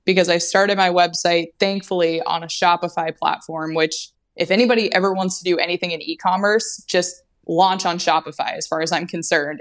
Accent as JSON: {"language": "English", "town": "Anchorage", "region": "Alaska", "country": "United States", "tie": "born or raised there", "also_born_or_lived": "Bellingham, Washington", "said": "I was born and raised in Alaska"}